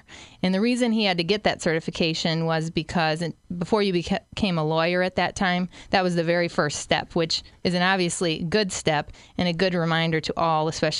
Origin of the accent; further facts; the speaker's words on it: Springfield, Illinois, United States; I grew up in Springfield.